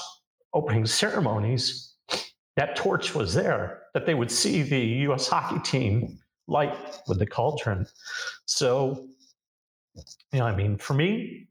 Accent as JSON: {"language": "English", "country": "United States", "said": "as an American"}